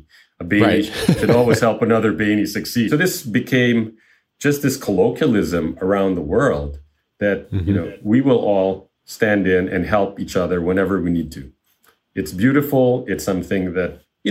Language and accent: English; Manila, Metro Manila, Philippines; moved away as an adult; also born or lived in Chicago, United States; now in United States; I grew up in Manila, the capital of the Philippines